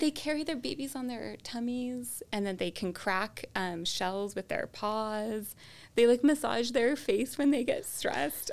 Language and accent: English; California, United States; I was born in California, I grew up in California